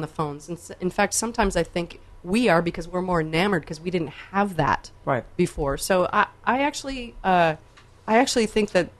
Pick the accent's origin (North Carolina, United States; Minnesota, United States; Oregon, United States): Minnesota, United States; I'm from Minnesota.